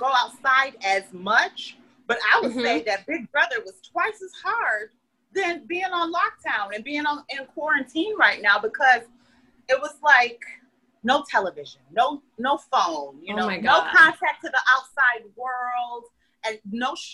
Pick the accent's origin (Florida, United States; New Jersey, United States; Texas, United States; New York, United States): New York, United States; Utica; moved away as an adult; now in Los Angeles, United States; I'm from Utica, New York